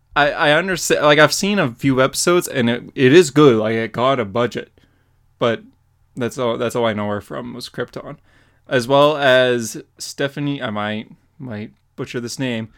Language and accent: English; Canada; I'm Canadian